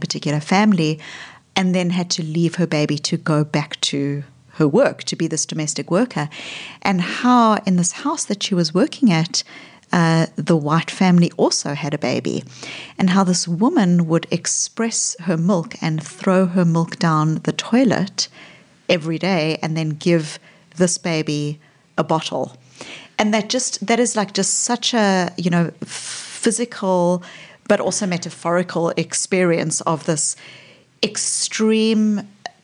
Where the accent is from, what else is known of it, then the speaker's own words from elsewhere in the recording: South Africa; also born or lived in Melbourne, Australia; now in Boston, United States; I grew up in apartheid South Africa, but I was a white South African growing up in the white suburbs of apartheid South Africa